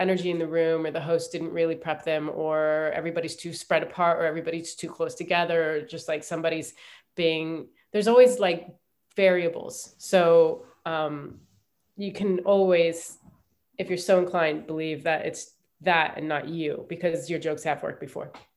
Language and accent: English; Ohio, United States; moved away as an adult; also born or lived in New York; I grew up in Ohio